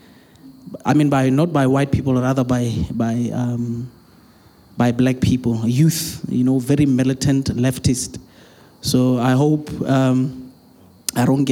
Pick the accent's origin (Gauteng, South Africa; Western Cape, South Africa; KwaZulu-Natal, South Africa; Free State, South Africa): Free State, South Africa; I'm from the Free State